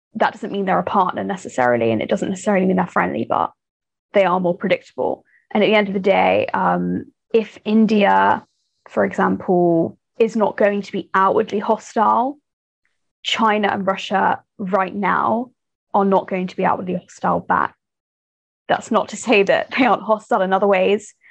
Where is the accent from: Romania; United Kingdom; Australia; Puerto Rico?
United Kingdom; I'm a British person